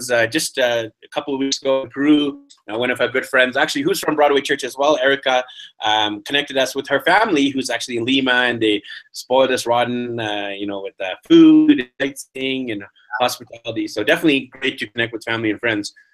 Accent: Vancouver, British Columbia, Canada; the receptionist is like, "Where are you from in Canada?" We're like, "Vancouver."

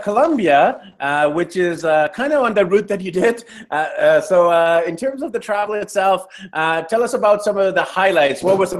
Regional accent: Vancouver, British Columbia, Canada; a fellow Canadian on the show. I'm from Vancouver, Canada

